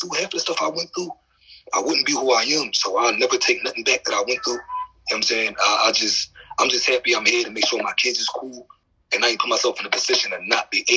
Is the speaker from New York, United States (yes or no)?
no; Philadelphia, Pennsylvania, United States; I'm from West Philly, but I was, raised up North Philly